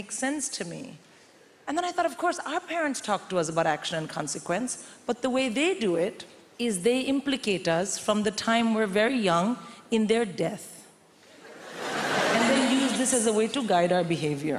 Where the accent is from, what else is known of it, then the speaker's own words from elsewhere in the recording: India; moved away as an adult; I'm born and raised in India